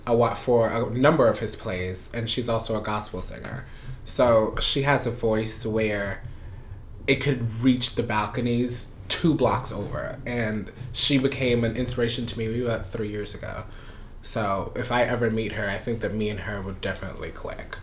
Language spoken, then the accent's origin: English; Panama; also born or lived in Florida; now in Brooklyn, United States; originally I'm from Panama, and mm-hmm. I moved here in 1999